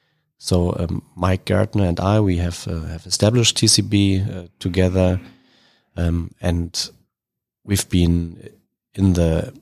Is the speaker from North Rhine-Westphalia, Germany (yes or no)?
no; Berlin, Germany; moved away as an adult; now in Charlotte, United States; So I'm from Berlin.